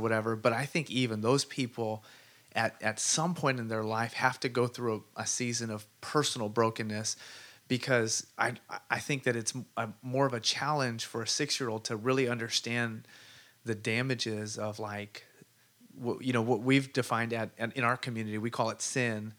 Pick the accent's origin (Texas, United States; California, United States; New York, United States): California, United States; Sunnyvale; I grew up in Sunnyvale, wrestled out there